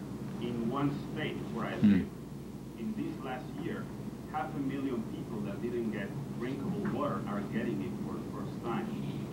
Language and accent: English; Mexico; moved away; I am from Mexico